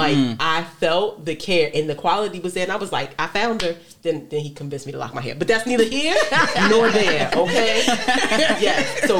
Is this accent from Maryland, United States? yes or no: yes; St. Mary's County, Maryland, United States; And so I'm from St. Mary's County.